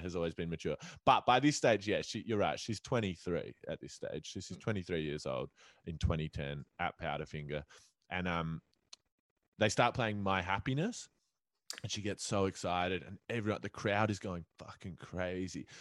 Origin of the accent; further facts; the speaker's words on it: Adelaide, South Australia, Australia; I grew up in Adelaide and you could ride a mechanical bull in Adelaide.